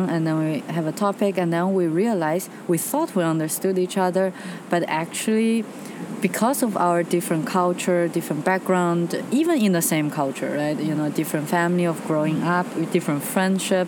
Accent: China; moved away; I'm from China

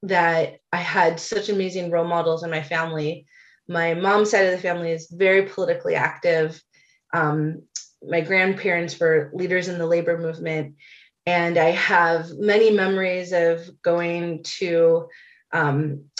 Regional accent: Chicago, Illinois, United States; I have many wonderful memories of growing up in Chicago

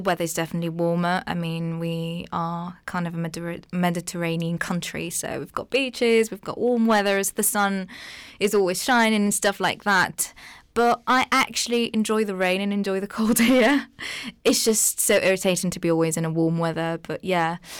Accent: Tunisia; first language Arabic; English is a second language; moved away as an adult; now in United Kingdom; I originally come from Tunisia

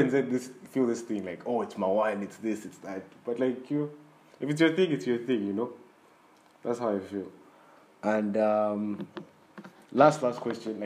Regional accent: Zambia; we're both from Zambia

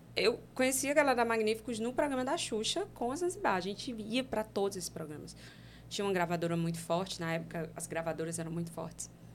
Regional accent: Fortaleza, Ceará, Brazil; Eu, eu sou do Ceará, sou de Fortaleza. E eu mora, morava lá em um bairro que é, é bem periferia mesmo

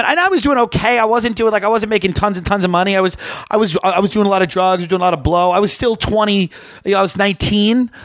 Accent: Long Island, New York, United States; growing up in Long Island

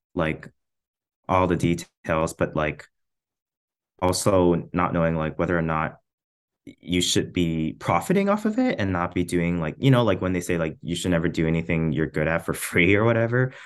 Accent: Trochu, Alberta, Canada; now in Edmonton, Canada; I'm from a very, very small town in rural Alberta, like central Alberta, like, kind of between, kind of like the halfway point between Edmonton and Calgary, like off Highway two. Um, it's called Trochu.

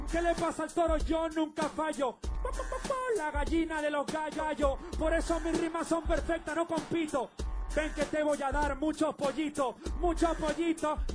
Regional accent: Venezuela; Ganaste en mi país, tú ganaste en Venezuela.

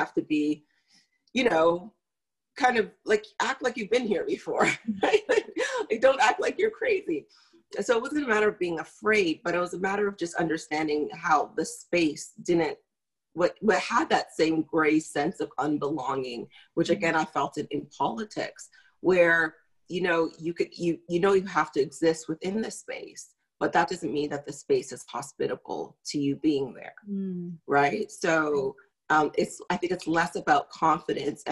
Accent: Toronto, Ontario, Canada; born or raised there; also born or lived in Grenada

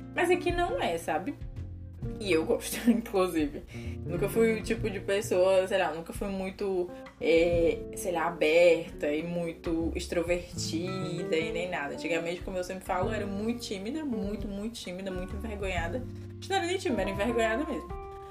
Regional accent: Brazil; now in Portugal; falando como brasileira

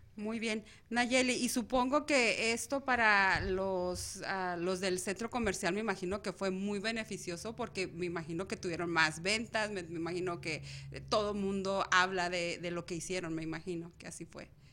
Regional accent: Mexico; now in Arizona, United States; nosotros como mexicanos

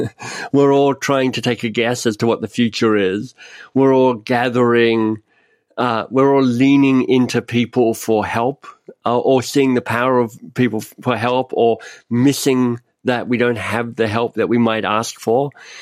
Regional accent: Canada; I mean, I'm Canadian, I'm up in Canada

